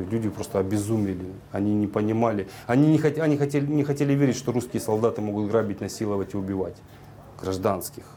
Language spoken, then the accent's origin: Russian; Ukraine; also born or lived in Russia; now in Kyrgyzstan; я украинец и рожден был на Украине